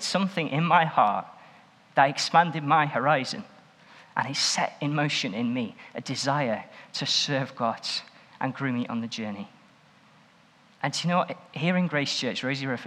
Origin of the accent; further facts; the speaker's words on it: Stoke-on-Trent, West Midlands, United Kingdom; I grew up in Stoke-on-Trent and was at a church called Swan Bank